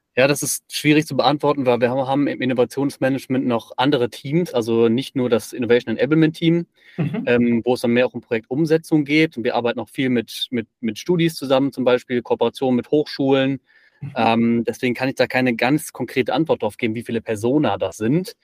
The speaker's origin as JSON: {"language": "German", "town": "Bonn", "region": "North Rhine-Westphalia", "country": "Germany", "tie": "born or raised there", "also_born_or_lived": "Aachen", "moved": "yes", "lives_now": "Ulm, Germany", "said": "ich bin eigentlich gebürtiger Bonner, wohne jetzt in Ulm"}